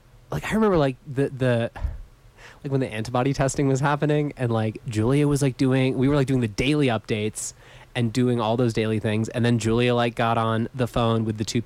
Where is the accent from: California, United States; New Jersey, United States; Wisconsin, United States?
California, United States; Southern; moved away as an adult; now in Telluride, United States; I'm like from Southern California